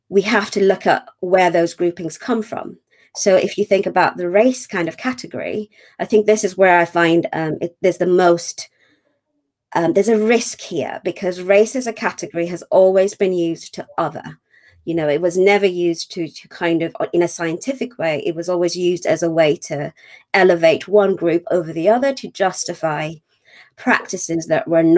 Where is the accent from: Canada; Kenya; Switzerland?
Kenya; also born or lived in Manchester / London; now in United Kingdom; I'm from Kenya, was born in Kenya